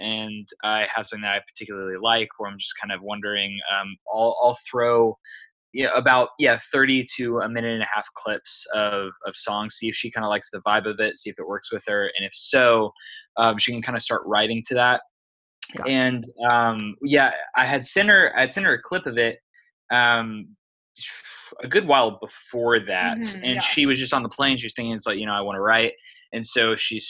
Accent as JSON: {"language": "English", "town": "San Angelo", "region": "Texas", "country": "United States", "moved": "yes", "lives_now": "San Antonio, United States", "said": "I'm originally from San Angelo, Texas, but we now both reside in San Antonio"}